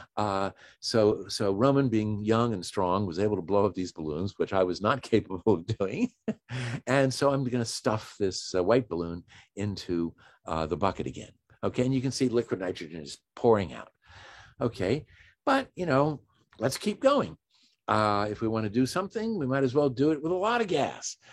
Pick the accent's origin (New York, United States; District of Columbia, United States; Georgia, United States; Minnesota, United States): District of Columbia, United States; Washington; I'm from Washington D.C. or just outside of Washington D.C.